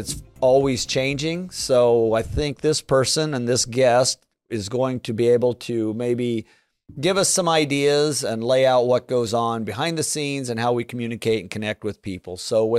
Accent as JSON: {"language": "English", "region": "Midwest", "country": "United States", "tie": "born or raised there", "said": "growing up in the Midwest, I mean, we always heard Midwest values and work ethics and things like that."}